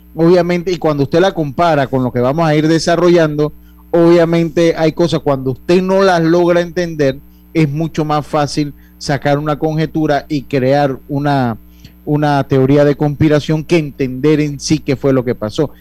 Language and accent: Spanish; Panama; como nosotros estábamos en el virreinato del Perú, nosotros somos otra historia